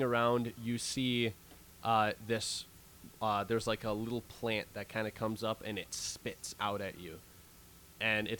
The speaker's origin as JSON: {"language": "English", "region": "Wisconsin", "country": "United States", "said": "we're from Wisconsin"}